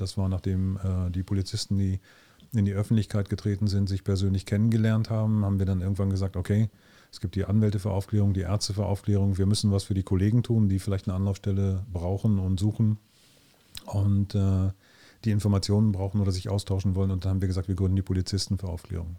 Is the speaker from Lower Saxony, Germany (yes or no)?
yes; Sehnde, Lower Saxony, Germany; direkt bei uns in Ilten